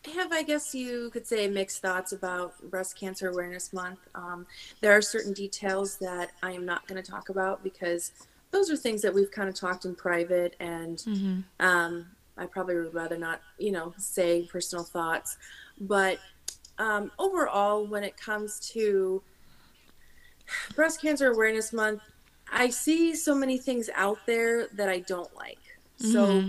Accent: Chicago, Illinois, United States; from the Chicagoland area. I have been born, raised here my whole life

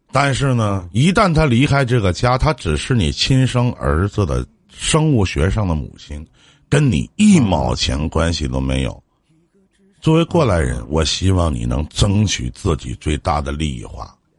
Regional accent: Shenyang, Liaoning, China; also born or lived in Liaoyang; 我是沈阳的

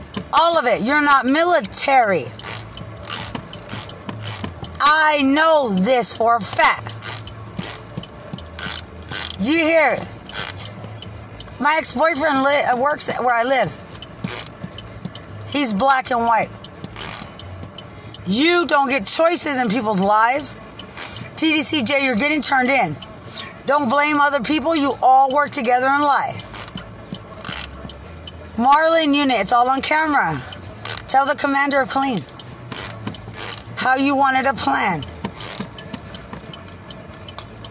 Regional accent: Lubbock, Texas, United States; I'm from Lubbock

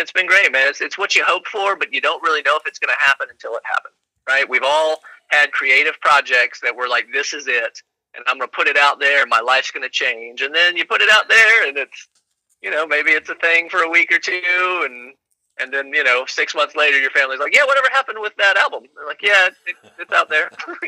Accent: Nashville, Tennessee, United States; growing up in East Nashville

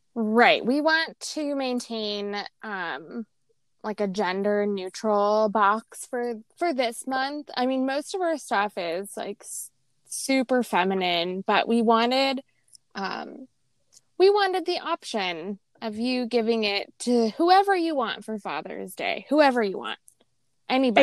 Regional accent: Las Vegas, Nevada, United States; growing up in Vegas

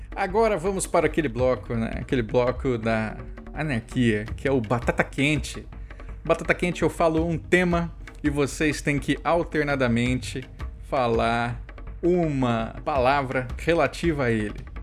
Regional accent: Mato Grosso do Sul, Brazil; na minha terra, Mato Grosso do Sul

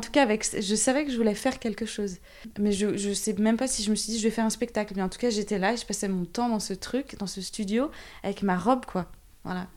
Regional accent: Saint-Nazaire, Pays de la Loire, France; je viens de Saint-Nazaire

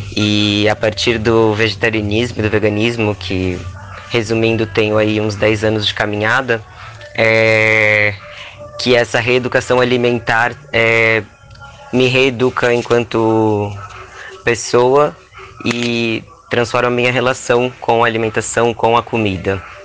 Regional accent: Rio Grande do Sul, Brazil; eu sou uma pessoa que eu nasci no sul, nasci no Rio Grande do Sul

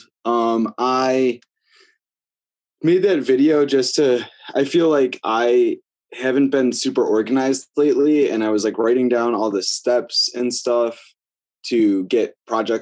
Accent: Buffalo, New York, United States; moved away as an adult; now in Cleveland, United States; I was born in Buffalo, New York, moved to Cleveland about 5 or 6 years ago

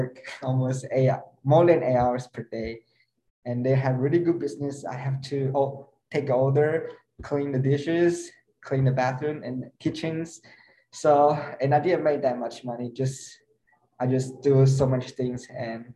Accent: Taipei, Taiwan; moved away as an adult; now in Hawaii, United States; I'm from Taipei, Taiwan

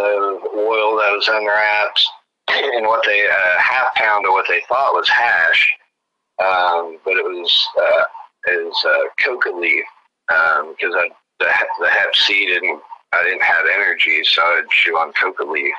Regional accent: the South, United States; I was raised in the South.

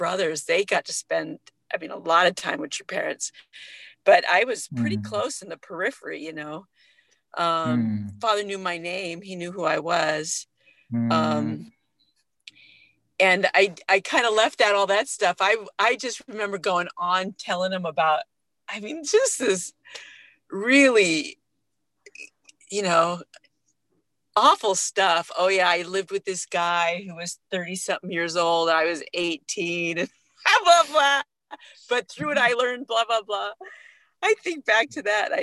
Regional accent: Oahu, Hawaii, United States; moved away as an adult; also born or lived in San Francisco, California / Kauai, Hawaii; I grew up on Oahu, which is the main island

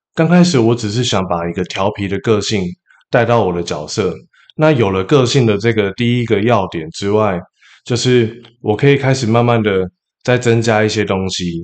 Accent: Taipei, Taiwan; 首先我是来自台北的一个淳朴的家庭，我住在南港中央研究院旁边

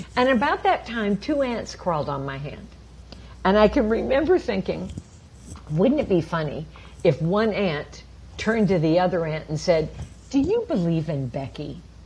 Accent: Champaign, Illinois, United States; I grew up in the Midwest of America in a town called Champaign, Illinois, uh, south of Chicago.

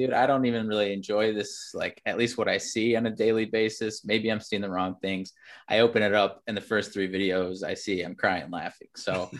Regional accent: North Central Illinois, United States; now in Chicago, United States; I grew up in North Central Illinois

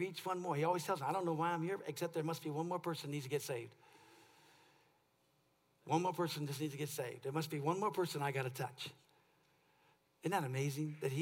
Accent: California, United States; I'm from California

